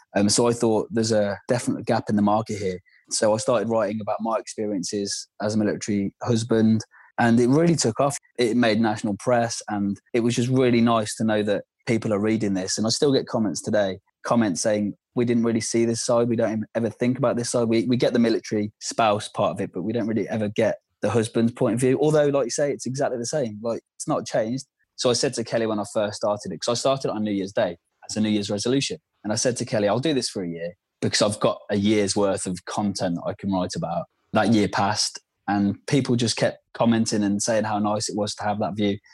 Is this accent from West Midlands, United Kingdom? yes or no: yes; Worcester, West Midlands, United Kingdom; moved away; I'm from Worcester. For those that don't know, it's in the West Midlands, Worcestershire